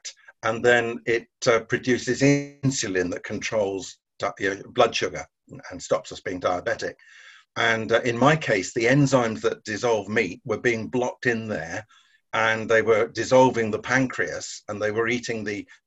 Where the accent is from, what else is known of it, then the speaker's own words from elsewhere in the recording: Guernsey; I was born and brought up in Guernsey in the Channel Islands.